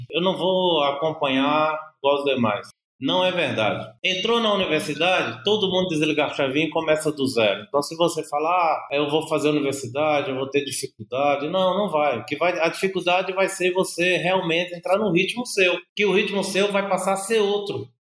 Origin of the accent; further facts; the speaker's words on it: Paraíba, Brazil; now in São Paulo, Brazil; eu sou da Paraíba, cheguei em São Paulo com minha família